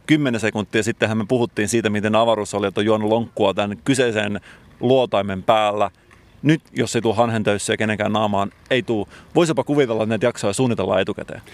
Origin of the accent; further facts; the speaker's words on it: Salo, Southwest Finland, Finland; Mä itse tunnen tämän paikan hyvin, koska olen kotoisin sieltä seuralta